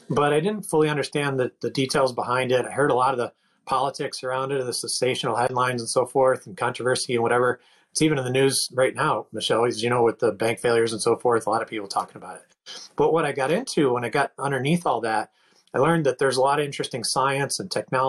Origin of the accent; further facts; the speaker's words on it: Northeast of the United States, United States; moved away as an adult; also born or lived in Pittsburgh, Pennsylvania / Washington, D.C. / Seattle area; I grew up in the Northeast of the United States.